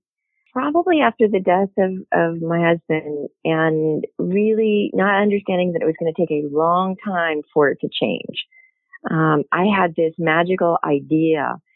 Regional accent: near Pittsburgh, Pennsylvania, United States; I grew up near Pittsburgh

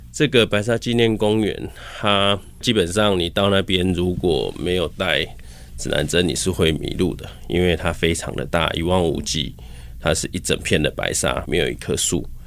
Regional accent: Taiwan; 我们台湾人

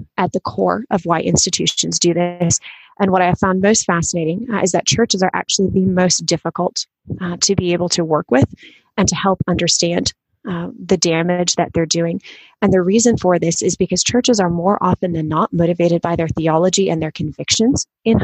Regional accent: Michigan, United States; now in Louisville, United States; I was born and raised in Michigan, homeschooled myself

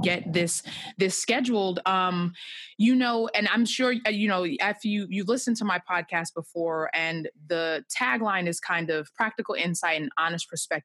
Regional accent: Long Island, New York, United States; now in Philadelphia, United States; I am from New York. I'm from Long Island

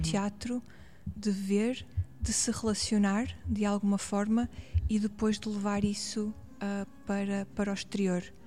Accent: Paços de Ferreira, Norte, Portugal; accent: northern; also born or lived in Porto; now in Lisbon, Portugal; sinto que sou do Norte e ah, as pessoas que me conhecem cá no Sul identificam muito com características hum. do Norte, com palavras, com expressões

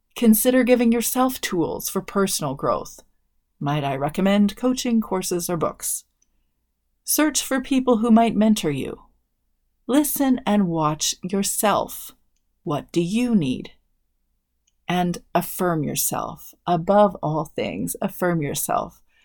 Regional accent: Canada; I'm a Canadian

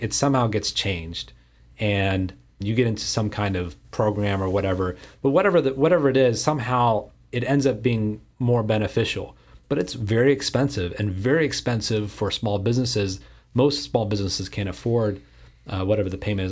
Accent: Houston, Texas, United States; in Houston, my hometown here

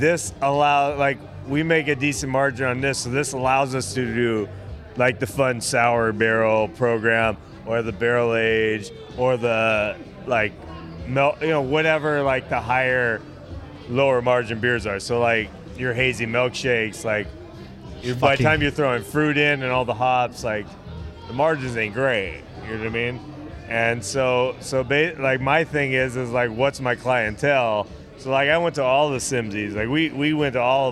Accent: Riverside, California, United States; moved away as an adult; now in Los Angeles, United States; I'm from Riverside, but I decided to move to LA because of the relationship and all that.

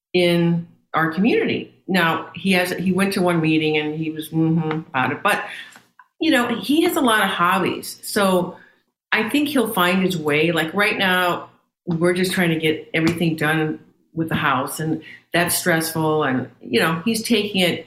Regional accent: St. Louis, Missouri, United States; moved away; I was born and raised in St. Louis

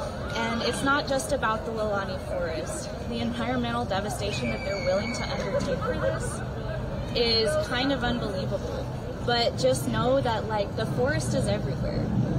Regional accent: Oklahoma, United States; I came from the Muscogee Creek Nation Reservation in Indian Territory, Oklahoma. Seven generations ago, in 1832, my people were forcibly removed from this land, walked the Trail of Tears all the way to Oklahoma.

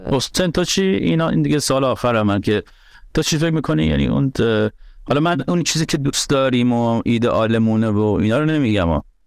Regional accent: Iran; moved away; تا وقتی ایران بودم

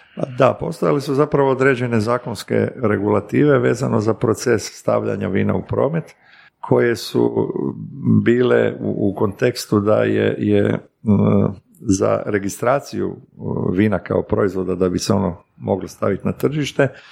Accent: Zagreb, City of Zagreb, Croatia; moved away as an adult; also born or lived in Slavonia; Ja sam se rodio 64. živio odrastao u Zagrebu

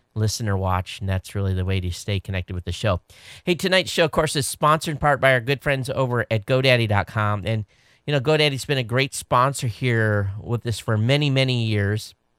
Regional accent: Quincy, Michigan, United States; I grew up in Southern Michigan. Uh, for those of you watching, uh, um, I lived, uh, at the bottom of the state, Stone's Throw from the In-, Indiana state line in a small town called Quincy. It's where I went to high school

